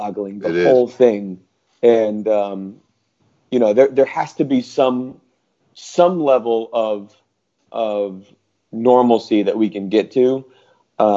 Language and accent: English; Northeast Connecticut, United States; moved away as an adult; also born or lived in Boston / Astoria, Queens, New York; now in New Jersey, United States; where I grew up in Northeast Connecticut, we moved there when I was 3. And then I left when I was 18